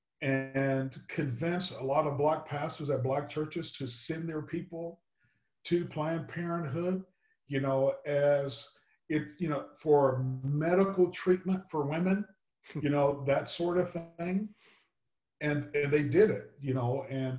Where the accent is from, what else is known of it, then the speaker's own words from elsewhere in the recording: Texas, United States; moved away; I grew up in Texas